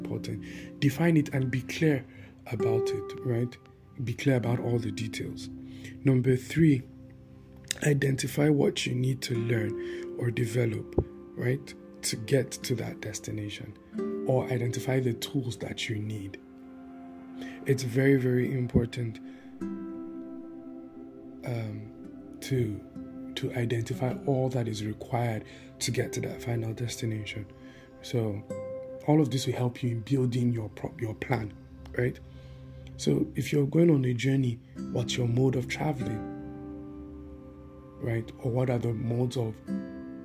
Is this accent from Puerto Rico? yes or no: no; Taraba, Nigeria; now in Abuja, Nigeria; I'm from Taraba State